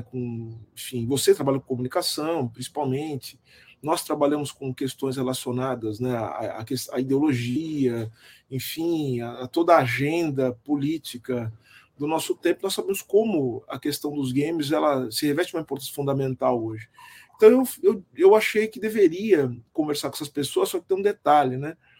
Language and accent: Portuguese; Brazil; nós somos enquanto brasileiros